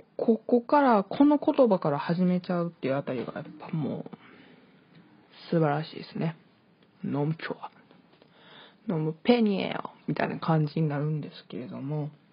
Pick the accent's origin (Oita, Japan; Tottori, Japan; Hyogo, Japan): Hyogo, Japan; also born or lived in Hokkaido; 北海道生まれ、 兵庫県育ちの23歳の